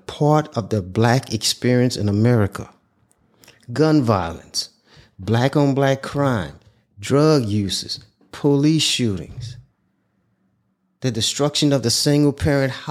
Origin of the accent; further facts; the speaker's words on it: Houma, Louisiana, United States; also born or lived in New Orleans, Louisiana; me growing up in Houma, Louisiana, New Orleans, the New Orleans area, for more than, for my life, that's where I grew up